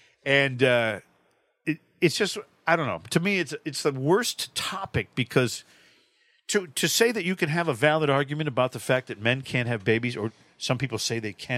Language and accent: English; Manchester, Connecticut, United States; my hometown, Manchester, Connecticut.